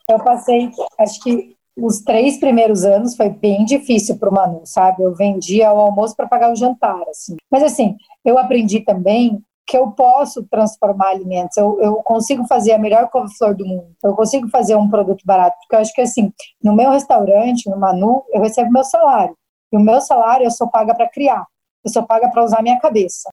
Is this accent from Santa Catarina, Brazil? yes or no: no; Maringá, Paraná, Brazil; also born or lived in United States; now in Curitiba, Brazil; Eu sou do sul, sou do interior do, do Paraná, eu venho de Maringá